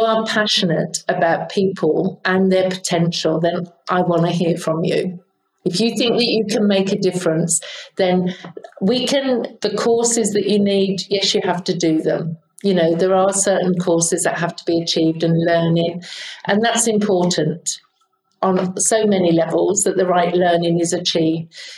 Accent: United Kingdom; I'm from the UK, as you can probably tell from my accent.

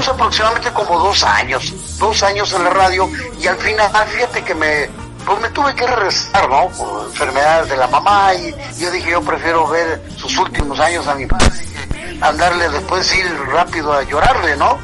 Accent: Mexico; also born or lived in Washington; now in Mexico City, Mexico; yo soy de México

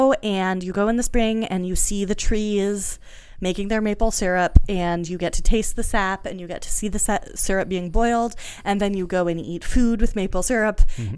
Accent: New England, United States; also born or lived in Canada; I grew up in New England and in Canada. I have lived my whole life in maple syrup country.

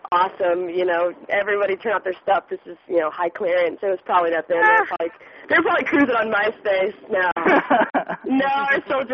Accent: Germany; I grew up in Germany pretty much for like, you know, 6 years, I guess, 5-6 years

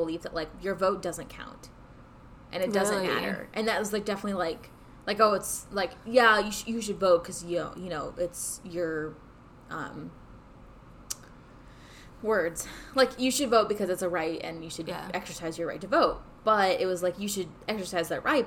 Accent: California, United States; moved away as an adult; also born or lived in Ohio; I grew up in California

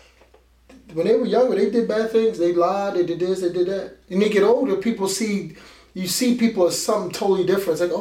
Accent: Philadelphia, Pennsylvania, United States; moved away; I grew up in Philadelphia

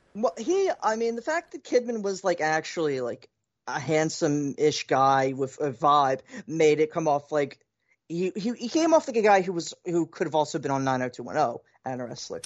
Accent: Philadelphia, Pennsylvania, United States; as a Philadelphian

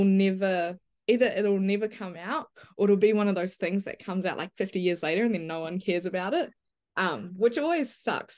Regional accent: New Zealand; I grew up in New Zealand and were very isolated from everything basically

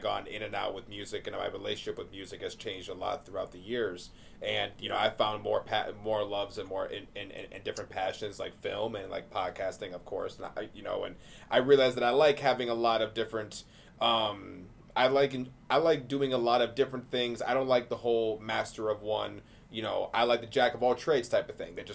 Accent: Michigan, United States; I'm from Michigan

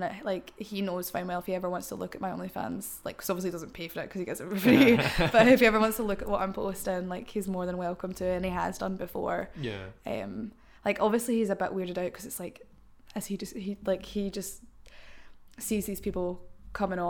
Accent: Cumbernauld, Scotland, United Kingdom; where I'm from Cumbernauld, and like where I'm from, like people are very cliquey.

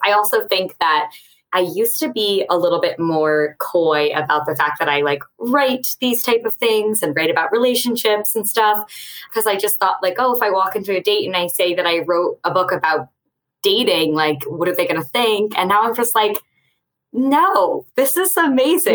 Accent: Westchester County, outside New York City, United States; I grew up right outside of New York City in Westchester County

